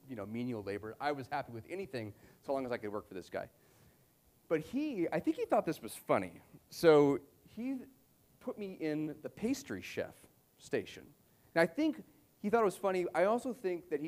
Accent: Vail, Colorado, United States; also born or lived in Seattle, Washington; now in Boulder, United States; I grew up in Vail, Colorado

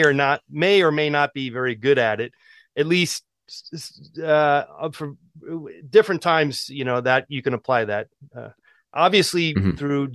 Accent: Oakland, California, United States; Oakland, California.

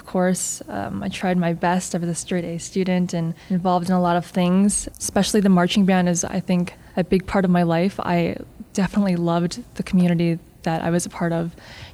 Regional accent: North Aurora, Illinois, United States; moved away as an adult; now in New York, United States; I grew up in North Aurora.

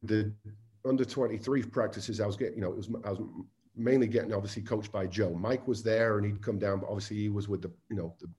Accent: Southport, North West England, United Kingdom; now in United States; Obviously I'm from Southport in the Northwest

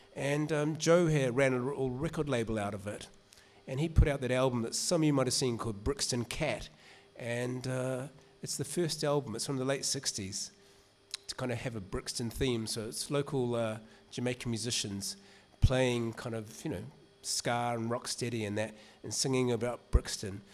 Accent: New Zealand; moved away; my accent gives it away. I grew up in New Zealand

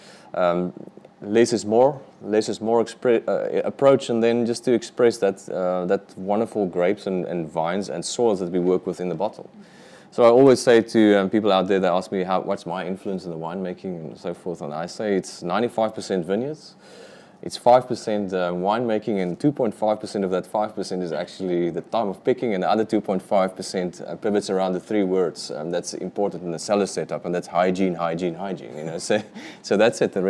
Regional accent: Hermanus, Western Cape, South Africa; also born or lived in Stellenbosch; I'm from Hermanus for the past 25 years

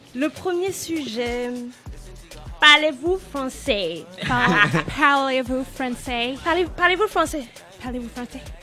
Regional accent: France; first language French; je suis née en France, que j'ai grandi en France, et que donc la langue française euh, est ma langue maternelle

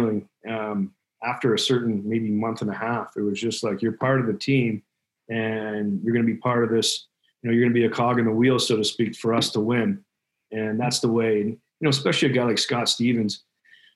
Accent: Toronto, Ontario, Canada; I was in Toronto, my hometown

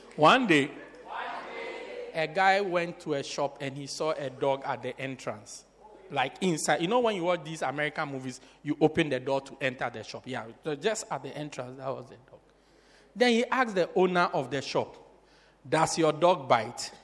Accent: Port Elizabeth, Eastern Cape, South Africa; I'm from Port Elizabeth. That's where I'm from.

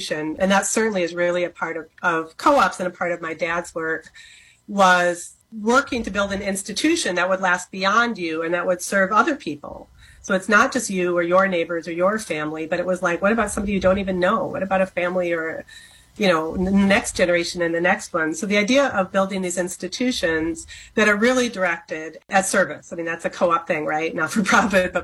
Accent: Minneapolis, Minnesota, United States; I grew up here in Minneapolis, Minnesota

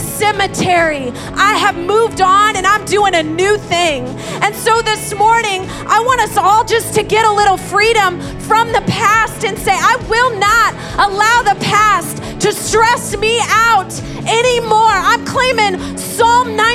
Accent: Indiana, United States; moved away as an adult; now in New York, United States; I'm from Indiana.

